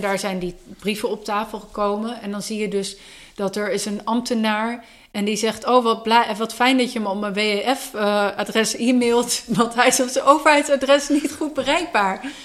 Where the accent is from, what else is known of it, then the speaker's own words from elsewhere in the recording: Enschede, Overijssel, Netherlands; ik kom zelf uit Enschede